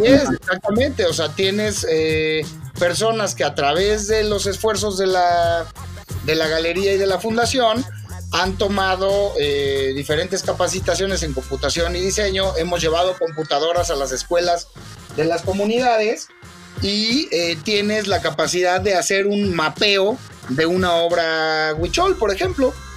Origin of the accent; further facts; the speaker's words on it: Mexico; como mexicanos